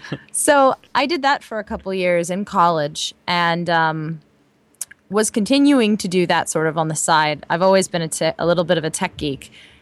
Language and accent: English; California, United States; I'm from the West Coast, actually, from Southern California.